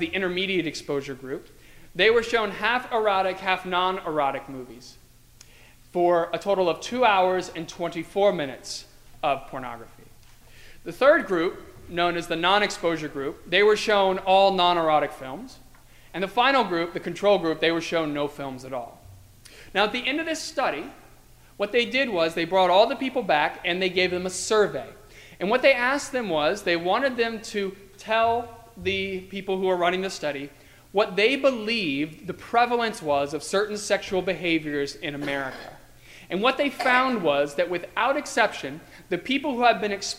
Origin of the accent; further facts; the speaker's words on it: Virginia, United States; now in Arlington Heights, United States; when I was growing up in Virginia, I went to school with a lot of people